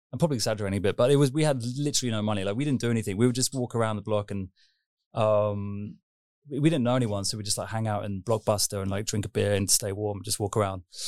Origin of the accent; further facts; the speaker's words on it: London, United Kingdom; moved away; also born or lived in Kingston upon Thames / Esher, Surrey / Berlin; grew up in London, just ki-, kind of Greater London. So I was born in Kingston upon Thames